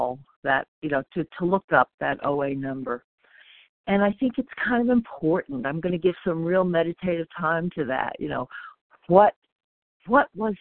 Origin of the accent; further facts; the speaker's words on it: North Carolina, United States; I'm from North Carolina